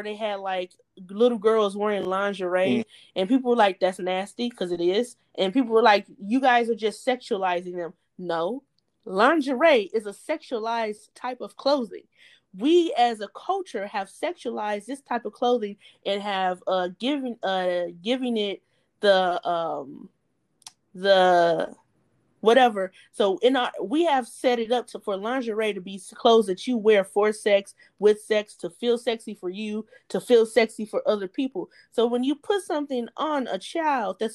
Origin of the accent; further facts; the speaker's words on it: United States; I am from the United States of America